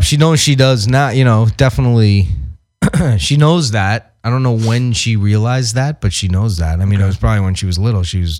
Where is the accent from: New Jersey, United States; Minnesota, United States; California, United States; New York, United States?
New York, United States; now in Los Angeles, United States; I grew up in New York